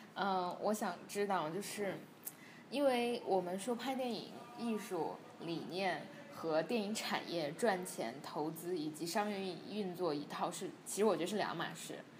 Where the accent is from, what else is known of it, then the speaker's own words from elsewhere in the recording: China; 我是个中国人